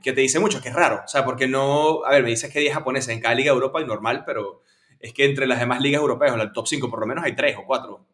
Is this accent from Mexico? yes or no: no; Venezuela; como venezolano